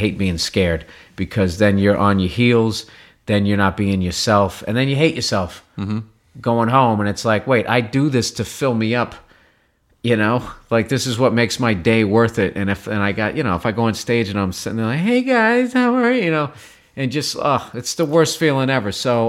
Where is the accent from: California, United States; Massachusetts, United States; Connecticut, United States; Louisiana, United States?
Massachusetts, United States; Boston; I grew up outside of Boston, the suburbs. And I always make sure that I say the suburbs.